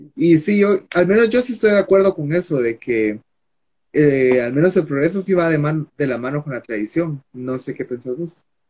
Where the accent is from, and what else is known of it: Guatemala